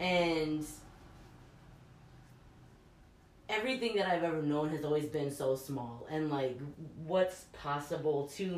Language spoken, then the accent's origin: English; Stoughton, Massachusetts, United States; I was born in Massachusetts.